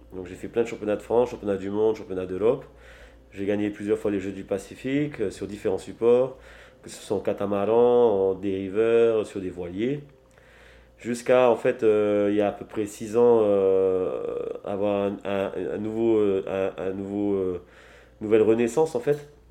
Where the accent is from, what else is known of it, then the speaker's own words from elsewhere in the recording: French Polynesia; je suis né à Triti, j'ai grandi ici à Triti aussi.